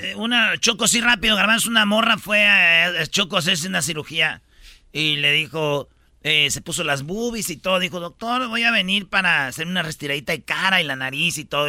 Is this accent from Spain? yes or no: no; Argentina; argentino, igual que yo